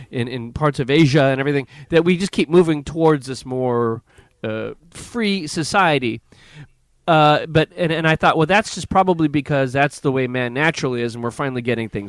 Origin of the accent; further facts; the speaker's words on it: United States; as an American